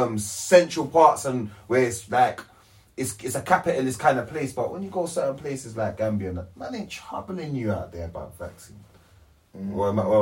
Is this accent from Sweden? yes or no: no; Johannesburg, Gauteng, South Africa; I'm from Joburg.